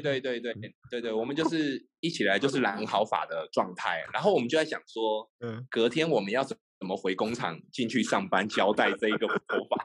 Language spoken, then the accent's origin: Chinese; Taiwan; moved away as an adult; now in Ho Chi Minh City, Vietnam; 就会感觉好像把小时候在台湾的生活